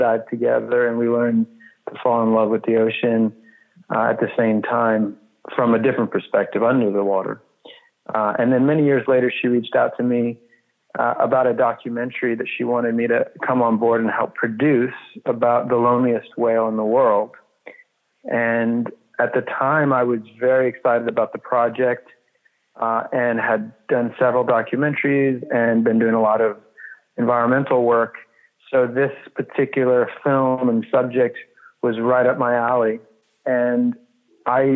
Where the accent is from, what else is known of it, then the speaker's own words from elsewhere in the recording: New York, United States; moved away; also born or lived in Los Angeles / Austin; I grew up in New York